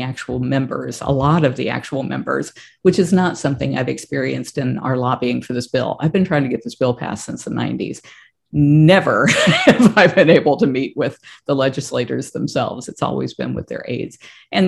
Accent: Texas, United States; I was born in Texas

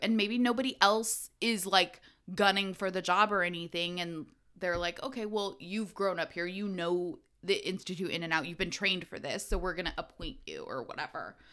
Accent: United States; growing up in America in our age

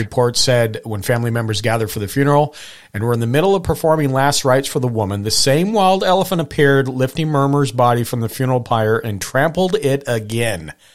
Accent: Hamilton, Montana, United States; growing up in Montana

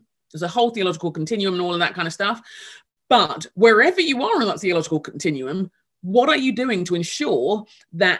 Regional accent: England, United Kingdom; moved away as an adult; also born or lived in Nigeria (heritage); now in Minneapolis, United States; England, where I grew up.

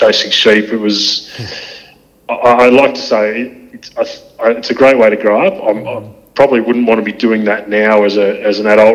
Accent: Narembeen, Western Australia, Australia; also born or lived in Perth; The town's called Narembeen. It's about 350 k's straight east from Perth.

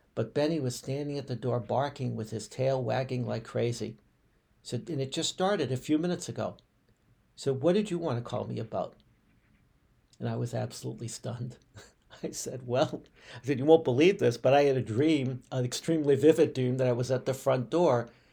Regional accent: Boston, Massachusetts, United States; moved away; the suburb of Boston right next to where I grew up in Brighton, within the city.

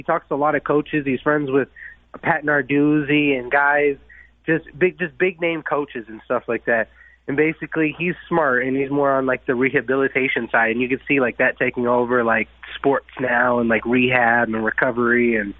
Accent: Windsor, Ontario, Canada; I grew up in Windsor, Ontario

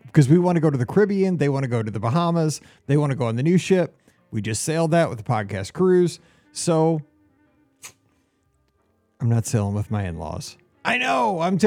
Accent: Florissant, Missouri, United States; moved away; Florissant, where I grew up, St. Louis, I'd be so pumped to see somebody from my hometown

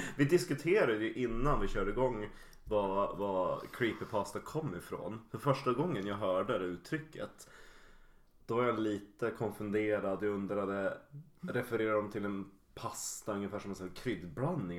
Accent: Yorkshire and the Humber, United Kingdom; moved away; i eh, England, i mina hemtrakter i Yorkshire

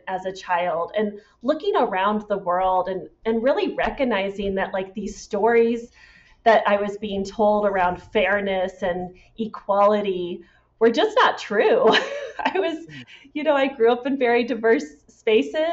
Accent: St. Louis, Missouri, United States; also born or lived in Washington State / Iowa; I always say I grew up in St. Louis, Missouri, and I was born in Washington State.

